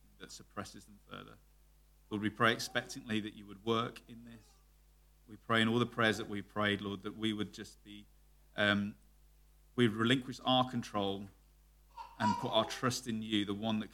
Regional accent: United Kingdom; Me, being very British

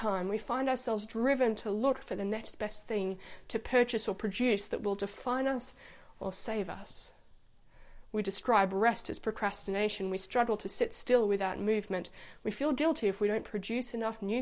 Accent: Egypt; moved away; When I grew up in Egypt, the weekend was Friday and Saturday

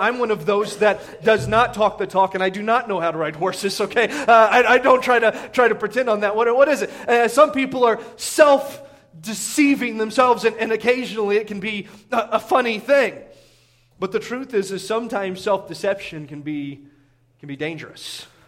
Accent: Indiana, United States; growing up in Indiana playing basketball was you see this all the time.

